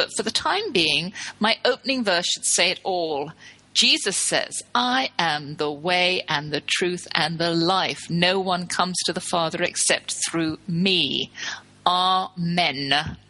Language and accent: English; Texas, United States; who lives in my home state, Texas.